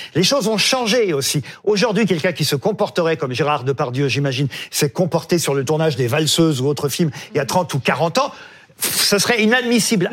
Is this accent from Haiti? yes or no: no; France; chez nous en France